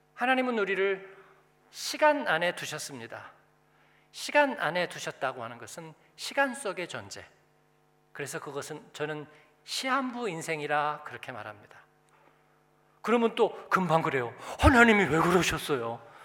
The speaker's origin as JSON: {"language": "Korean", "country": "South Korea", "tie": "born or raised there", "also_born_or_lived": "Germany", "moved": "as an adult", "lives_now": "Frankfurt, Germany", "said": "내가 공부하고 한국에서 태어나고 어떻게 하다가 독일에 와서 살고 사역하고"}